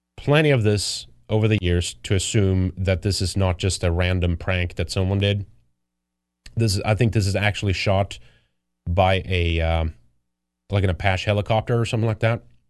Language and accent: English; Sweden; moved away; I grew up in Sweden